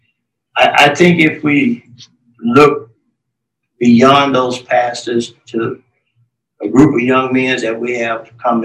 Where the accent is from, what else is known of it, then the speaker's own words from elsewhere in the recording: Coloma, Michigan, United States; also born or lived in Memphis, Tennessee; But we was raised up in Coloma